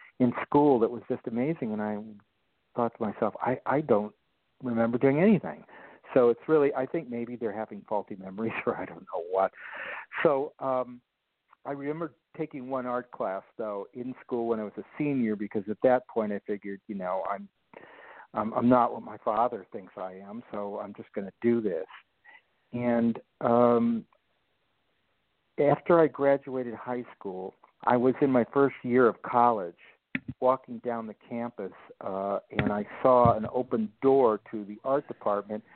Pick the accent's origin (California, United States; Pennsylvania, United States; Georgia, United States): California, United States; Los Angeles; born and bred in Los Angeles